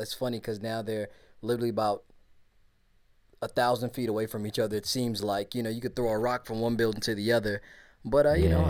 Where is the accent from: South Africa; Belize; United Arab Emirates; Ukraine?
Belize; now in United States; I'm from Belize.